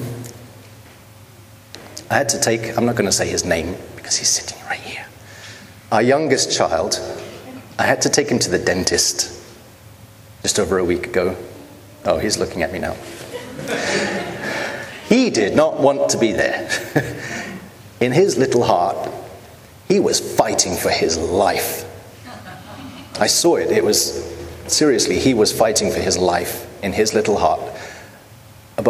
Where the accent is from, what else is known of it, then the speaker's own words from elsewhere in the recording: United Kingdom; as a British person